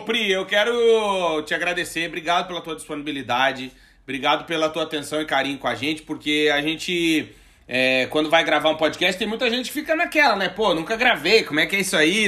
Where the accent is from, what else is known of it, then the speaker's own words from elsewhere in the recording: Brazil; Nós, como bons brasileiros